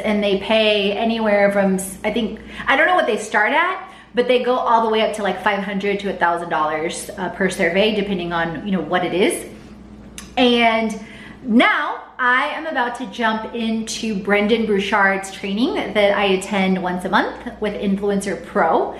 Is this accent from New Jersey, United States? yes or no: no; Houston, Texas, United States; now in Atlanta, United States; I grew up in Houston. I'm half Polish, half Bulgarian, grew up in Houston